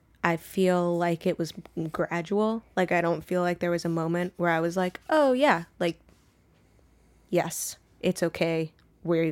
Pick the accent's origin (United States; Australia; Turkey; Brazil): United States; Vermont; moved away as an adult; now in New York City, United States; I grew up in Vermont in the middle of nowhere, and I've been in the city for, like, almost 9 years.